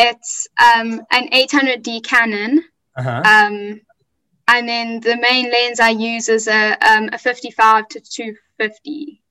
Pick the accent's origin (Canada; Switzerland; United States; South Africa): South Africa; Durban, KwaZulu-Natal; I'm from Durban in South Africa.